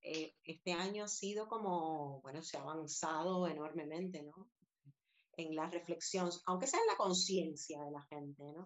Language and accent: Spanish; Havana, Cuba; now in Madrid, Spain; sé que soy cubana y he nacido allí, pero si me dices, ¿dónde es tu hogar? Pues evidentemente hace 22 años que vivo aquí y me conozco más esta ciudad que La Habana, que fue donde, donde yo nací